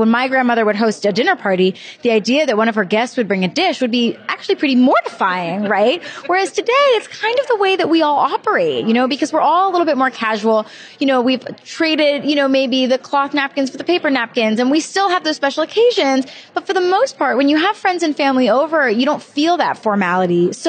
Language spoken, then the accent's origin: English; Charleston, South Carolina, United States; moved away as an adult; now in New York City, United States; I am from Charleston